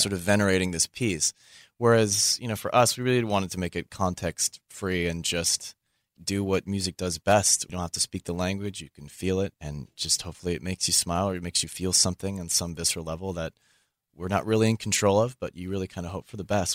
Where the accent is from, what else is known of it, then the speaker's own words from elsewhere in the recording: Bay Area, California, United States; growing up in the Bay Area was really cool